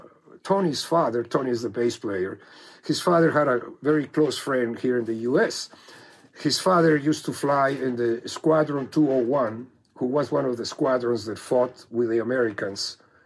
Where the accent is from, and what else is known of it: Mexico; moved away